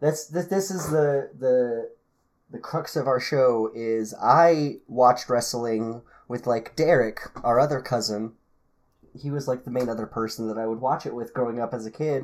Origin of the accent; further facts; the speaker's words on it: Roswell, New Mexico, United States; growing up in Roswell.